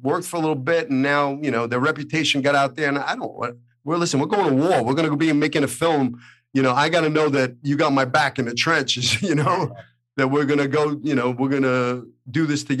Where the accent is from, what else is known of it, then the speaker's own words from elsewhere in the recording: Brooklyn, New York, United States; now in Los Angeles, United States; I think growing up in Brooklyn gives you something that, you know, an edge on the other, you know, it's like, listen, if I could survive the streets of Brooklyn, Hollywood was no big deal.